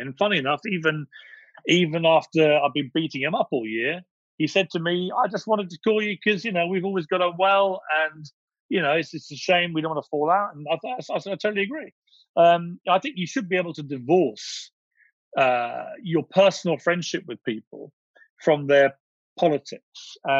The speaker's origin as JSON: {"language": "English", "country": "United Kingdom", "said": "Yeah, I've always been careful as a Brit not to say how I would vote in the US election"}